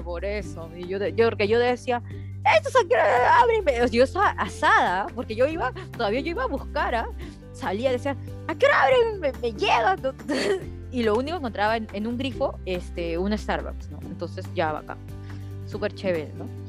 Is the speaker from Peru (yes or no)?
yes; Peru; soy peruana